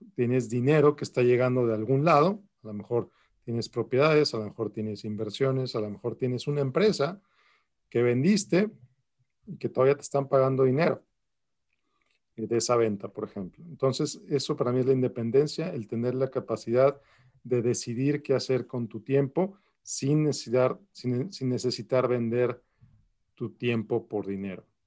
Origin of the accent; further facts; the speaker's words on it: Mexico City, Mexico; moved away as an adult; also born or lived in Querétaro, Mexico; now in El Paso, United States; Yo nací en la Ciudad de México. Eh, ahí nací, luego viví en Querétaro, también en México y vivo en El Paso, Texas desde hace aproximadamente 13 años